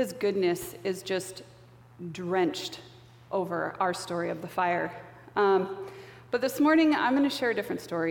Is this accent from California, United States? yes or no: yes; Paradise, California, United States; moved away as an adult; now in Poulsbo, United States; I am originally from Northern California, and I grew up in a small town called Paradise